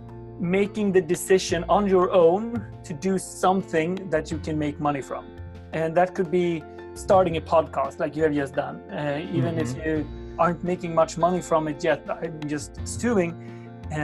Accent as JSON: {"language": "English", "country": "Sweden", "tie": "born or raised there", "said": "my hometown in Sweden"}